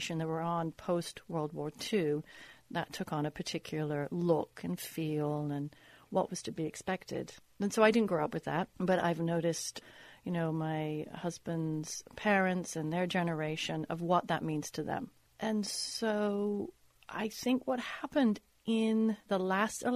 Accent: United Kingdom; now in Los Angeles, United States; As you can tell, I'm British. I wasn't born here.

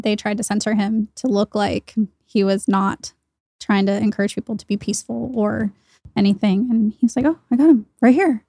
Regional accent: Washington, United States; moved away; I'm from Washington

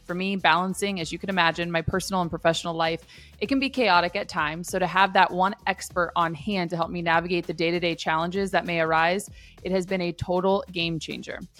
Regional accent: Midwest, United States; when you grow up in the Midwest

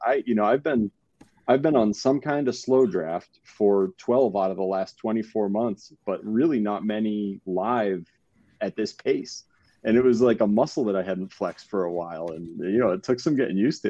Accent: San Diego, California, United States; I'm from San Diego, so I'm just down the road from you folks

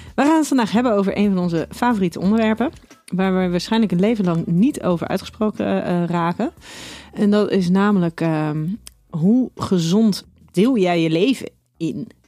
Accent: Schiedam, South Holland, Netherlands; Ik ben kom uit Schiedam

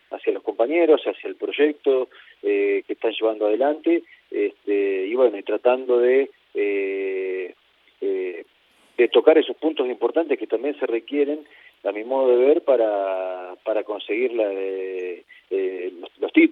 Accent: Rojas, Buenos Aires Province, Argentina; en, Rojas, estoy en la ciudad de Rojas, que es mi ciudad natal, eh, acá en el, interior de, la provincia de Buenos Aires, en Argentina.

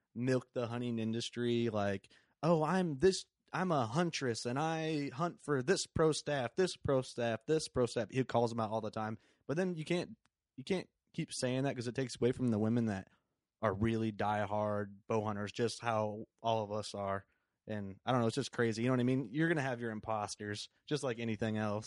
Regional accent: Sherrard, Illinois, United States; we're on exact opposites of the Quad Cities, basically, in Sherrard

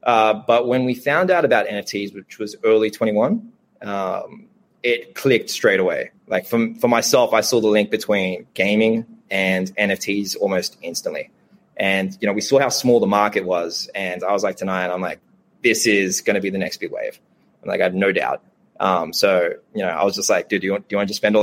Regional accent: Sydney, New South Wales, Australia; my parents were immigrants. Like we grew up in Southwest Sydney, lovely place, you know, like public housing, welfare

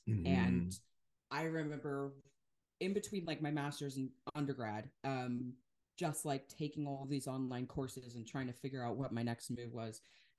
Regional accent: Wisconsin, United States; but I'm from Wisconsin. And so Kenosha, what had happened there was really not far from where I lived

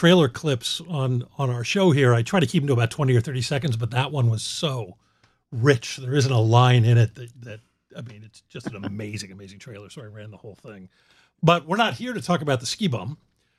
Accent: Philadelphia, Pennsylvania, United States; I grew up in Philadelphia.

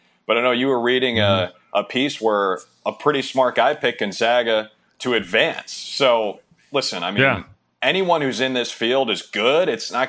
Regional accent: Minneapolis, Minnesota, United States; moved away; my hometown of Minneapolis

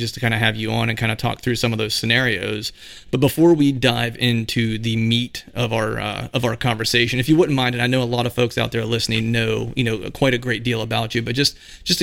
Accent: Pennsylvania, United States; I'm from Pennsylvania

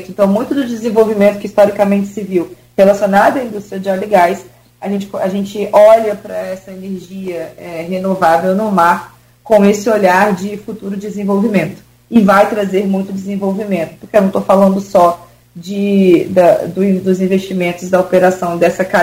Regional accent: Brazil; eu sou brasileira

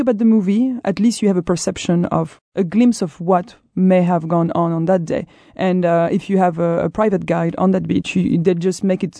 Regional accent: Brittany, France; I'm from Brittany, but we leave it to the Norman.

